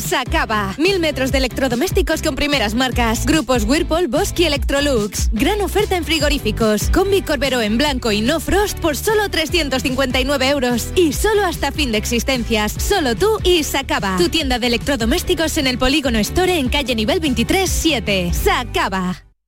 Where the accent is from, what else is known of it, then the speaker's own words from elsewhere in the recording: Jaén, Andalusia, Spain; yo soy de aquí de Jaén